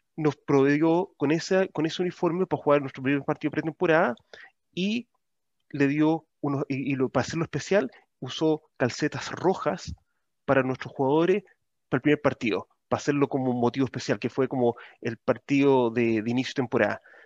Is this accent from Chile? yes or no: yes; Chile; now in Auckland, New Zealand; como chileno en el extranjero